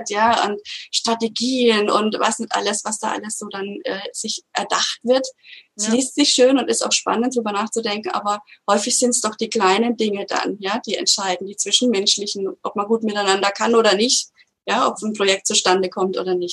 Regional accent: Würzburg, Bavaria, Germany; Dann bin ich von Berlin wieder in meine Heimatstadt Würzburg gezogen.

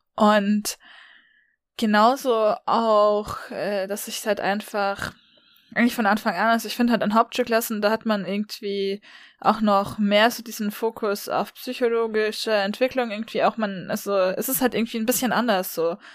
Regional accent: Baden-Württemberg, Germany; also born or lived in Tübingen / Freiburg; bei uns in Baden-Württemberg

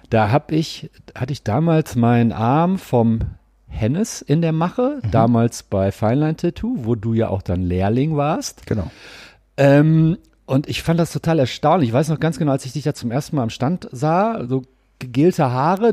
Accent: Gelsenkirchen, North Rhine-Westphalia, Germany; Ich komme ja ursprünglich aus Gelsenkirchen

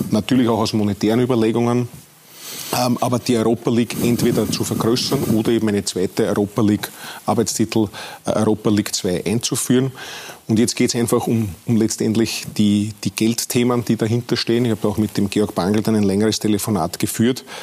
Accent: Austria; Wir sind ja dort auch als Österreicher ganz gut vertreten.

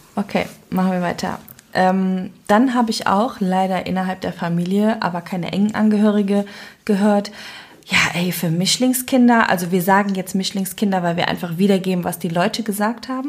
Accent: Cologne, North Rhine-Westphalia, Germany; accent: Cologne; dass ich Kölnerin bin

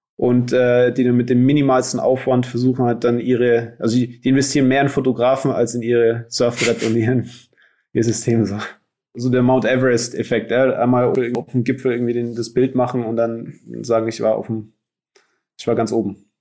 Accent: Nuremberg, Bavaria, Germany; moved away; also born or lived in Hawaii; ich bin in Nürnberg aufgewachsen

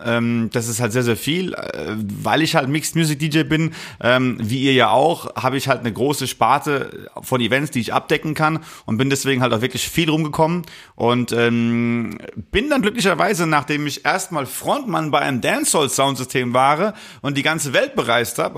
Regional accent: Rhineland-Palatinate, Germany; ich komme ja aus der Palz und bei uns sagt man Mosche, wenn man sich begrüßt

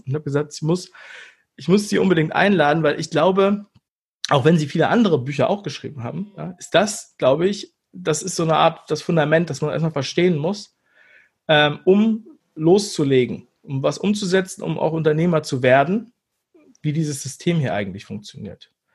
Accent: Berlin, Germany; moved away; also born or lived in Hamburg; ich bin aus Ostberlin

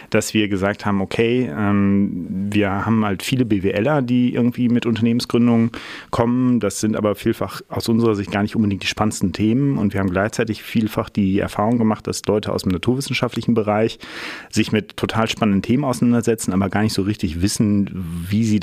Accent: Münster, North Rhine-Westphalia, Germany; ähm, aus Münster hier geblieben, immer noch.

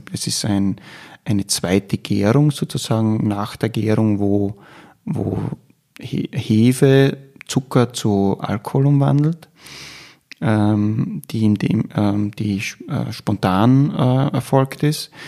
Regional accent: Styria, Austria; bei uns in der Steiermark

